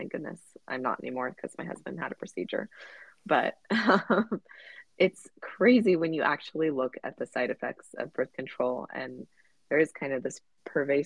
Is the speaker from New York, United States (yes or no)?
no; Southern California, United States; I grew up in Southern California, going to the beach